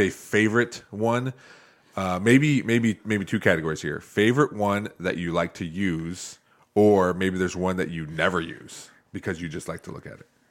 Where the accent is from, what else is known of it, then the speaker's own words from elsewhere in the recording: Northwest Ohio, United States; I grew up here in Northwest Ohio